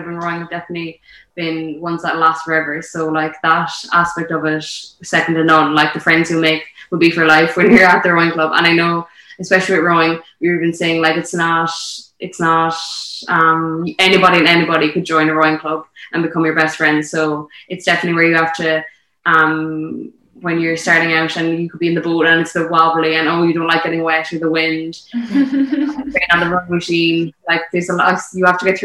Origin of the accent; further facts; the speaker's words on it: Skibbereen, Munster, Ireland; growing up around Sabrine